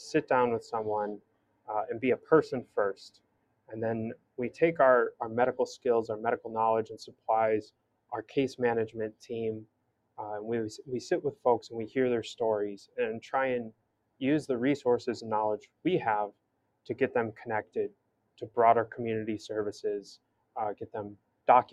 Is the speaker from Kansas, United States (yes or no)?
no; Hinsdale, Illinois, United States; moved away as an adult; now in Miami, United States; I grew up in Hinsdale, Burr Ridge, kind of like right on County Line Road